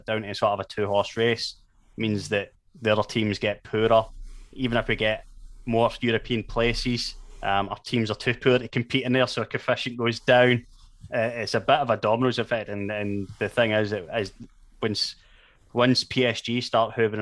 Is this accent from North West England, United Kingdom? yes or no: no; Paisley, Scotland, United Kingdom; I was born in Paisley, I support St Mirren Football Club.